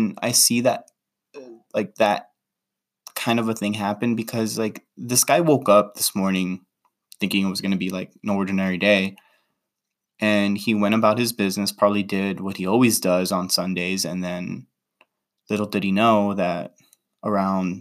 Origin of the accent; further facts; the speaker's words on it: Los Angeles, California, United States; I was in LA, in my hometown where I grew up